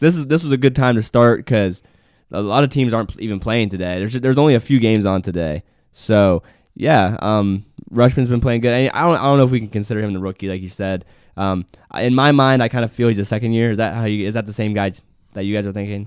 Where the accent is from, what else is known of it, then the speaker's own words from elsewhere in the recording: West Virginia, United States; Us two West Virginia kids